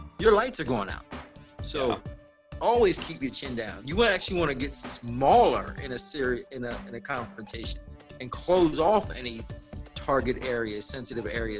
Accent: Florida, United States; I grew up in Florida, and I'm a small guy, you know, and in Florida, it's like football is a big thing here

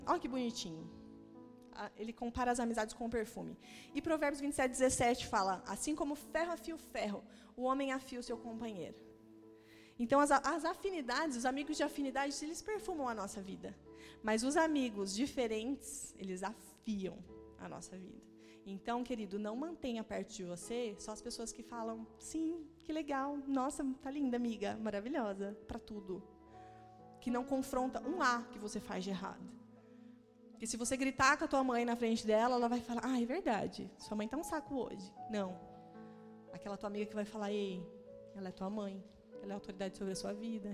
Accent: Maringá, Paraná, Brazil; now in Curitiba, Brazil; Eu sou do interior do Paraná, sou de Maringá

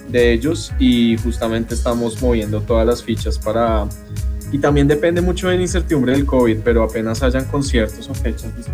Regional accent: Colombia; ya no estamos como sujetos a que si somos de Colombia vamos a sonar tropical necesariamente.

